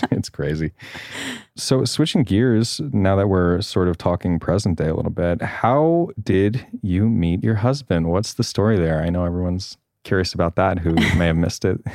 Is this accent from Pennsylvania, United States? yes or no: no; Long Island, New York, United States; I'm from the East Coast. I also had a nice upbringing. I'm from Long Island